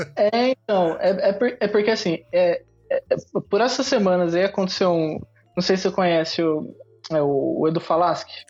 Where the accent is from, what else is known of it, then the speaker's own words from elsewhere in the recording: São José dos Campos, São Paulo, Brazil; moved away as an adult; now in Japan; interior de São Paulo, sou de São José dos Campos